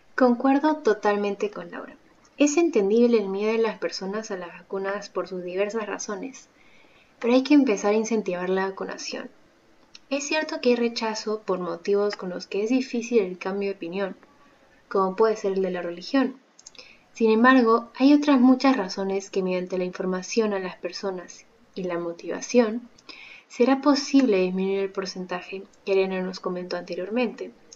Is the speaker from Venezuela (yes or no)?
no; Peru; juntos como peruanos crearemos